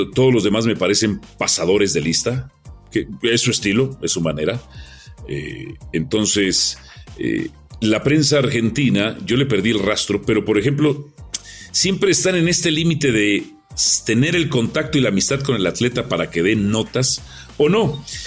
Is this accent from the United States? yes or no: no; Mexico; Nosotros somos extraordinarios los mexicanos para ofender